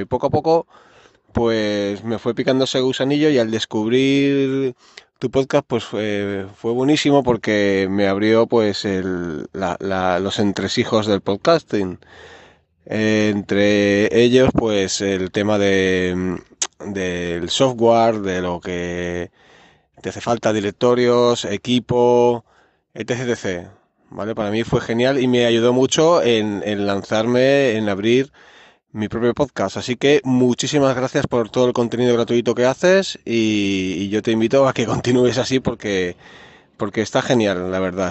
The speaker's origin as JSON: {"language": "Spanish", "town": "Barcelona", "region": "Catalonia", "country": "Spain", "said": "soy de Barcelona, en Cataluña"}